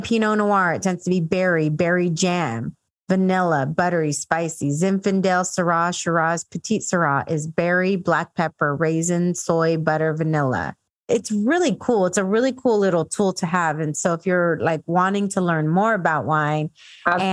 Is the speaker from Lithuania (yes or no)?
no; San Diego, California, United States; also born or lived in Dallas; I'm from San Diego